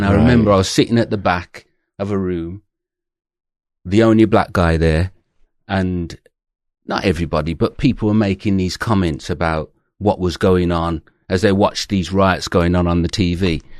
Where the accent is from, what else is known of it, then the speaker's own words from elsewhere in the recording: Birmingham, West Midlands, United Kingdom; So you can probably tell I'm originally from Birmingham, although I try and hide it now, but I am. And I went to university from there.